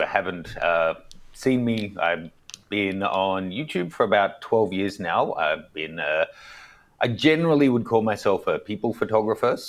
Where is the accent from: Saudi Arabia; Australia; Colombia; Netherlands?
Australia; moved away as an adult; also born or lived in New York, United States; now in Hong Kong; growing up in Australia